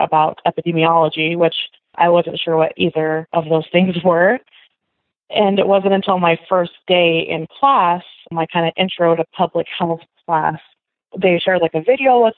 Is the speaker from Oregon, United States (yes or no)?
yes; Salem, Oregon, United States; moved away; also born or lived in Kansas; I grew up in Salem, Oregon, the capital of Oregon